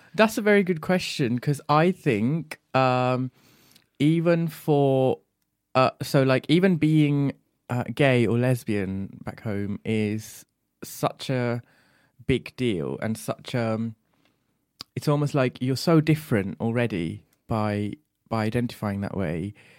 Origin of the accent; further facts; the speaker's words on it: Bahrain; moved away; also born or lived in Sri Lanka; I was born and raised in Bahrain and, uh, my parents are from Sri Lanka, so I grew up between those two countries.